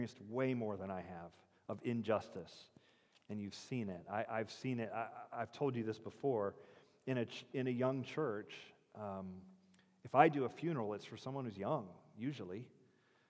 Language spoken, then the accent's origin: English; United States; we're American